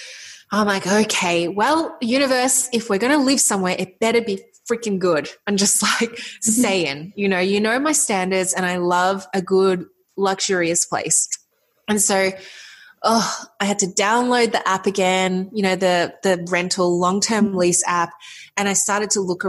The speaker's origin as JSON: {"language": "English", "town": "Melbourne", "region": "Victoria", "country": "Australia", "tie": "born or raised there", "said": "we're back in our home city. I'm from Melbourne, Australia"}